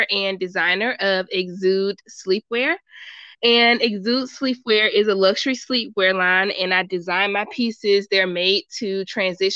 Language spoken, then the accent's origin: English; Birmingham, Alabama, United States; moved away as an adult; now in Atlanta, United States; I'm from Birmingham, so Atlanta was kind of like 2-hour drive